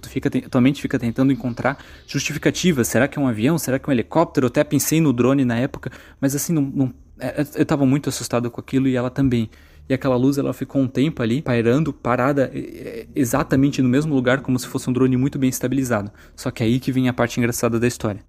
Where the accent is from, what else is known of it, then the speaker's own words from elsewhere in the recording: Santa Catarina, Brazil; also born or lived in Brusque; Eu sou de Santa Catarina